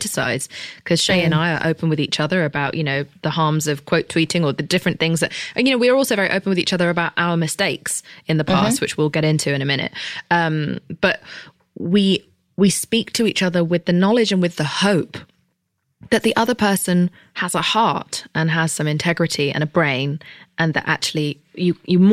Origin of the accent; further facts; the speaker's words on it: United Kingdom; I'm British